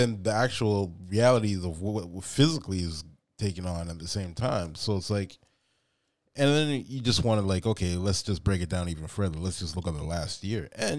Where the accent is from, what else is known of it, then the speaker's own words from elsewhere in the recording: Canada; born and raised in Canada